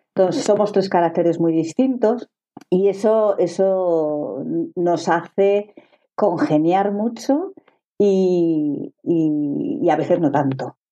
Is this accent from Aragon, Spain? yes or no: yes; Zaragoza, Aragon, Spain; soy de Zaragoza